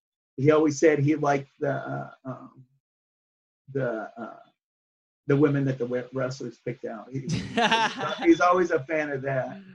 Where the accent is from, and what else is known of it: Wyoming, United States; also born or lived in Phoenix, Arizona